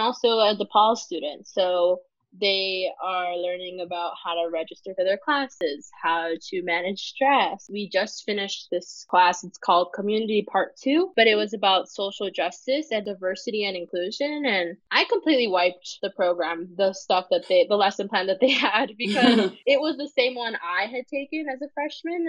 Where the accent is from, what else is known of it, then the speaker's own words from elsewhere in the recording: northern Mexico, Mexico; now in Oaxaca, Mexico; I am myself Mexican, but I am not from Oaxaca. I'm from mm-hmm. the more northern part of Mexico Mexico